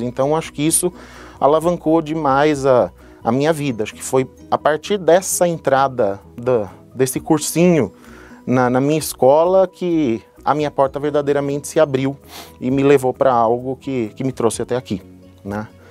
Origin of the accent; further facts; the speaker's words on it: São Paulo, Brazil; moved away as an adult; also born or lived in United States; Eu sou natural da cidade de São Paulo